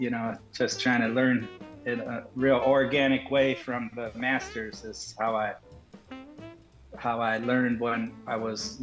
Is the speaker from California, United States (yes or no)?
no; Toledo, Ohio, United States; the public schools where I grew up in Toledo, Ohio